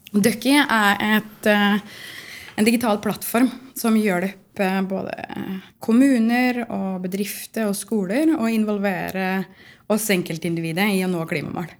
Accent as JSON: {"language": "Norwegian", "town": "Otta", "region": "Innlandet", "country": "Norway", "moved": "yes", "lives_now": "Trondheim, Norway", "said": "Jeg kommer fra Otta i Gudbrandsdalen, men jeg føler jo at jeg er litt sånn trønder nå"}